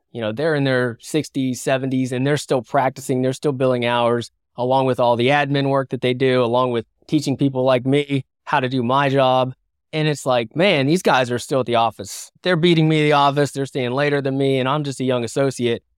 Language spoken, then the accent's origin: English; West Virginia, United States; now in San Diego, United States; I'm from West Virginia, live in San Diego now, but, you know, I grew up in a blue collar background